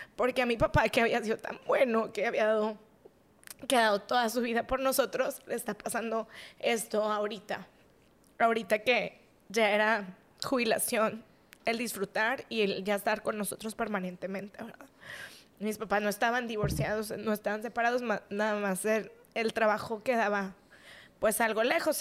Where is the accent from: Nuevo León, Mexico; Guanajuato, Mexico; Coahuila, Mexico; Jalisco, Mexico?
Nuevo León, Mexico; Monterrey; Estuvimos creciendo aquí en Monterrey